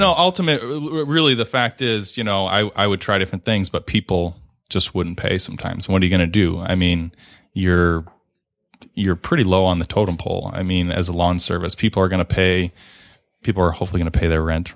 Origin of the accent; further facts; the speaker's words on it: Redford, Michigan, United States; my folks moved to Redford when I was only a few months old, so, um, pretty much Born and raised in Redford, still live there now